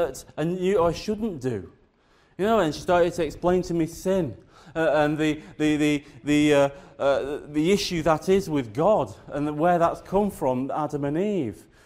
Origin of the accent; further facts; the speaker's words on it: the north of England, United Kingdom; moved away as an adult; also born or lived in South Wales; I grew up in the Church of England, in the north of England